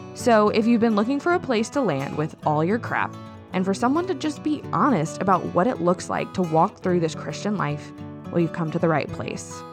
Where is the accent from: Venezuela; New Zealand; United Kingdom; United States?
United States; New Orleans, Louisiana; I'm from New Orleans